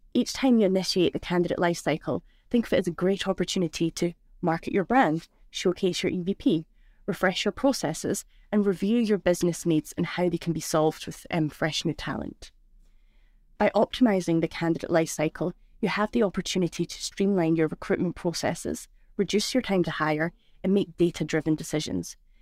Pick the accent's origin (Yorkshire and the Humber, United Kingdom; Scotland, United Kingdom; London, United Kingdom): Scotland, United Kingdom; moved away as an adult; now in Switzerland; I'm originally from Scotland, so from the Monroe, North Scotland